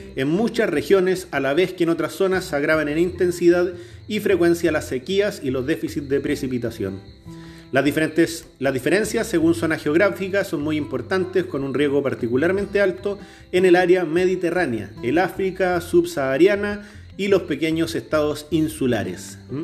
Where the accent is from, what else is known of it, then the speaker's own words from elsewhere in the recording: Chilean Patagonia, Chile; Yo nací en la Patagonia chilena, al sur del, territorio de Chile, en el Gualmapu, en territorio mapuche